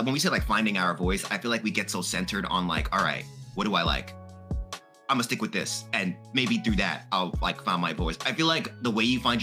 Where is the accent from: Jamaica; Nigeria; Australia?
Jamaica; I'm Jamaican